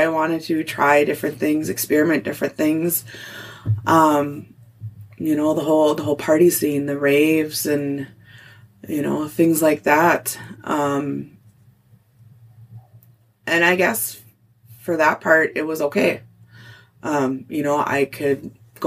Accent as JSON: {"language": "English", "town": "Cotton", "region": "Minnesota", "country": "United States", "tie": "born or raised there", "also_born_or_lived": "Duluth", "moved": "yes", "said": "growing up in Cotton"}